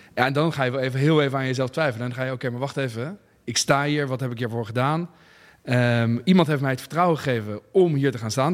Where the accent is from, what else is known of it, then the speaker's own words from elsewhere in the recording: Netherlands; also born or lived in Voorburg; als Nederlander